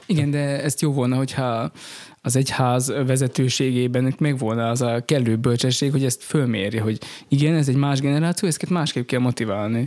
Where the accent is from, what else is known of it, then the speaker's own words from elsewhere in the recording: Rimavská Sobota, Banská Bystrica Region, Slovakia; én Rimaszombati vagyok eredetileg is, és itt konfirmáltam